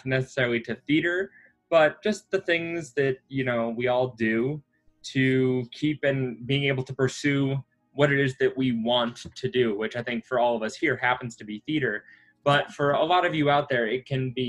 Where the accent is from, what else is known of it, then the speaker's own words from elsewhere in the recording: Midwest, United States; moved away; growing up in the Midwest, where everything is already further away